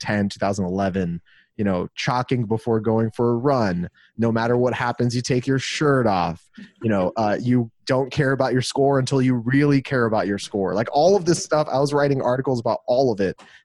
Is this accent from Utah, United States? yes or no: no; Los Angeles, California, United States; moved away as an adult; also born or lived in Glendale, California; now in Austin, United States; I was born and raised in Los Angeles, California